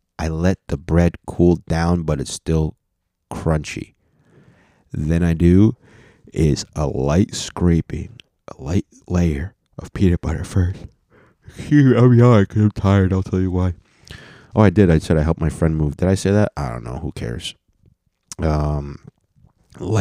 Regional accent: United States; Because I was born in America, and only one of my parents was not born in America

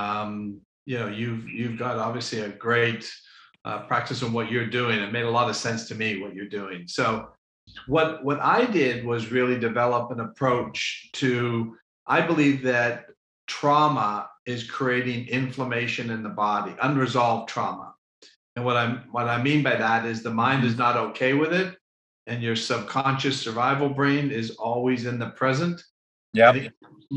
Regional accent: Toronto, Ontario, Canada; now in Florida, United States; I'm originally from Canada.

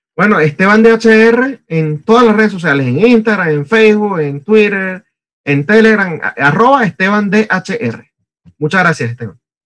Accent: Venezuela; moved away; venimos de Venezuela

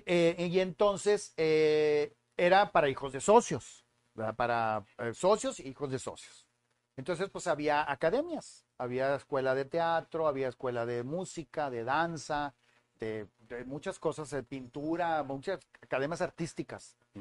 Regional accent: San Nicolás de los Garza, Nuevo León, Mexico; also born or lived in Monterrey; Yo soy de Monterrey, nacido aquí en La Conchita

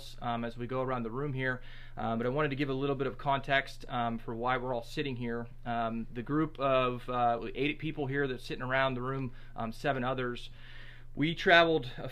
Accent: Meadville, Pennsylvania, United States; I am from Meadville

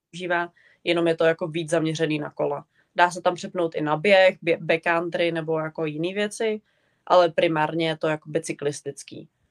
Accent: Czechia; moved away as an adult; now in Canada; já jako z Česka

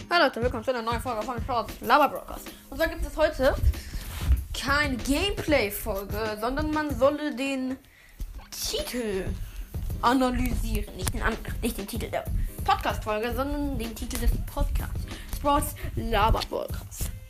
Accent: Northern Germany, Germany; ich komme aus Norddeutschland

